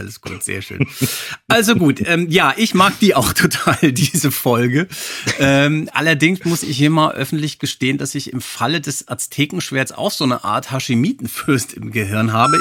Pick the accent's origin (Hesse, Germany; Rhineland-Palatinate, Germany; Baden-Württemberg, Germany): Hesse, Germany; Frankfurt am Main; Frankfurt am Main, meiner Heimatstadt